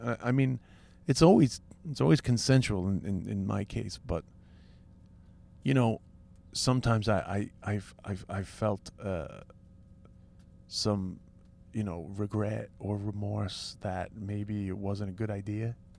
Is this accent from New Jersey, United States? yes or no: no; New York City, New York, United States; also born or lived in Lower East Side, New York; I'm sort of like a working class kid from Queens